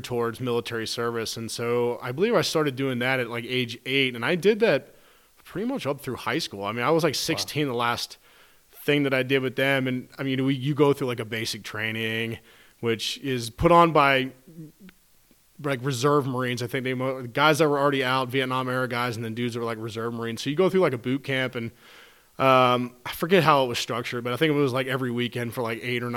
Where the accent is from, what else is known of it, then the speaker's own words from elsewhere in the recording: Cincinnati, Ohio, United States; We grew up in Cincinnati, Ohio